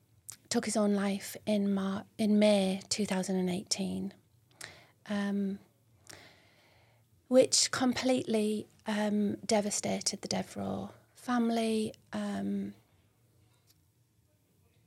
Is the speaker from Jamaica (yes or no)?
no; Billingham, North East England, United Kingdom; also born or lived in London / Hampshire / York / Darlington; I grew up in Billingham, Wolveston Court Estate, went to Northfield School